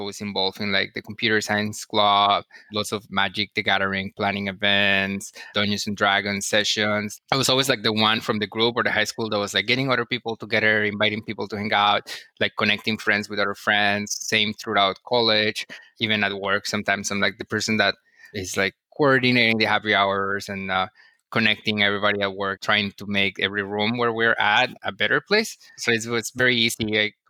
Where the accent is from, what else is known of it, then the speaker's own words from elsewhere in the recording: Cali, Valle del Cauca, Colombia; moved away as an adult; also born or lived in San Francisco; now in New York, United States; I grew up in Colombia, in South America, in a city called Cali